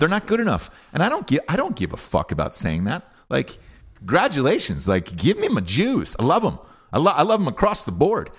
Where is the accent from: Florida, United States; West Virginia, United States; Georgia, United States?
Georgia, United States; University of Georgia, where, you know, I didn't get in there and I graduated with honors, and that was my home state, and I grew up there my entire life